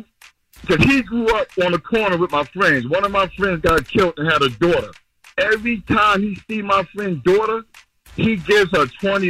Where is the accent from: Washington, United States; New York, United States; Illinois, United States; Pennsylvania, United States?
New York, United States; New York City; I'm from Harlem.